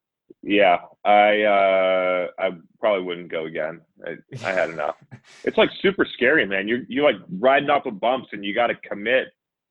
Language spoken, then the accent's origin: English; New Hampshire, United States; also born or lived in Worcester; now in Boston, United States; I grew up in New Hampshire, went to school in Worcester.